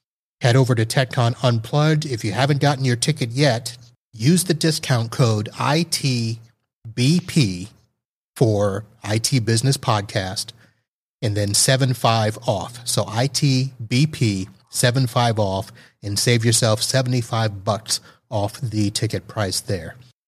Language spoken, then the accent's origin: English; Texas, United States; We're from Texas. We don't need to get all that hyped up.